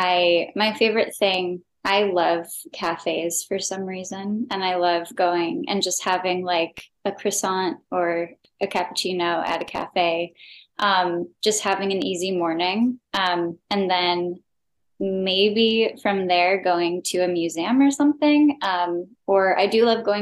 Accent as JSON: {"language": "English", "town": "Chicago", "region": "Illinois", "country": "United States", "also_born_or_lived": "New York", "said": "I'm also from Chicago"}